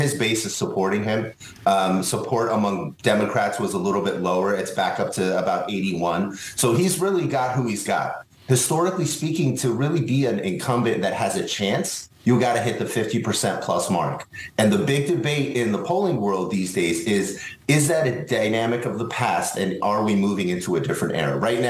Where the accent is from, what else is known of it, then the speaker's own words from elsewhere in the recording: Los Angeles, California, United States; I'm from Los Angeles.